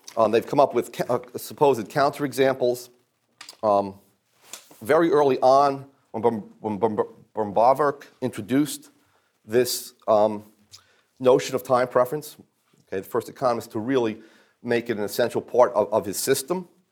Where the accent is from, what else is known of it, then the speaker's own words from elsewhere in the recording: New Jersey, United States; I'm from New Jersey